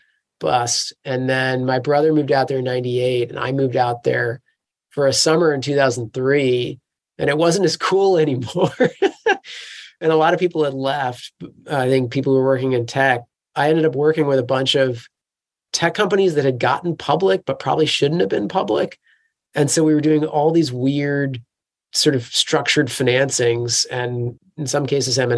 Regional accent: close to Washington, D.C., East Coast, United States; moved away as an adult; also born or lived in California; now in London, United Kingdom; I grew up on the East Coast, close to Washington, D.C.

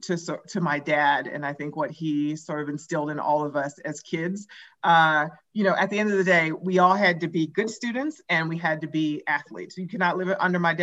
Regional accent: Anchorage, Alaska, United States; moved away as an adult; also born or lived in Oregon / San Francisco / New York; now in Colorado, United States; I grew up in Anchorage, Alaska, when I went to college at Oregon

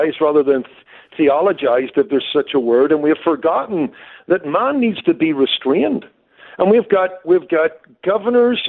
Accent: Northern Ireland, United Kingdom; moved away as an adult; now in Los Angeles, United States; I came from Northern Ireland

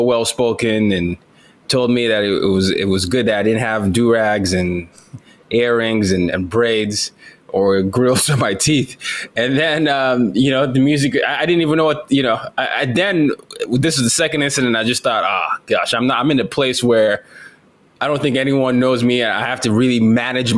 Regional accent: Nigeria; now in United States; I was from Nigeria.

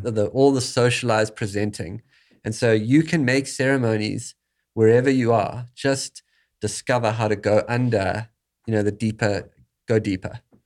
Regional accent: South Africa; moved away; growing up in South Africa

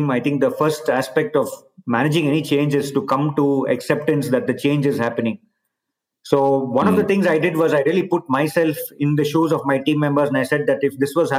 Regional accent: India; moved away as an adult; also born or lived in Bay Area, United States / Barcelona, Spain / Singapore / China; I've obviously been born and brought up in India

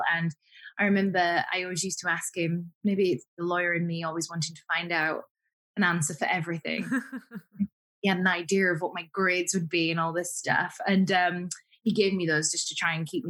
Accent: Huddersfield, Yorkshire and the Humber, United Kingdom; I grew up in Yorkshire, where a town called Huddersfield, which I thoroughly enjoyed

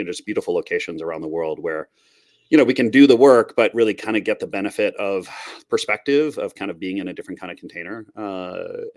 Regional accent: Minnesota, United States; moved away as an adult; also born or lived in Montreal; I grew up in Minnesota

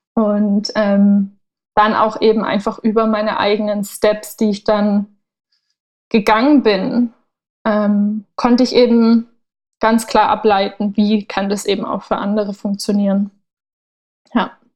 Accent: Southern Germany, Germany; also born or lived in Berlin; now in Portugal; ich komme ursprünglich aus Süddeutschland

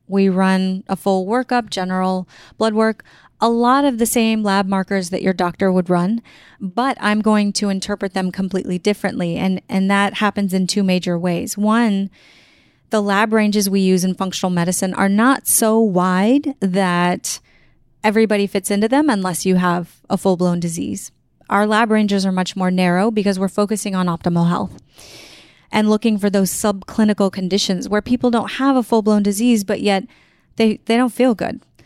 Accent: San Antonio, Texas, United States; I grew up in San Antonio, Texas, I grew up with just my mom

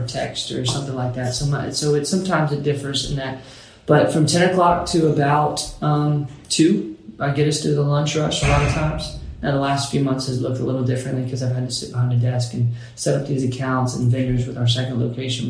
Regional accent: Bowling Green, Kentucky, United States; It's small town USA, Bowling Green, Kentucky

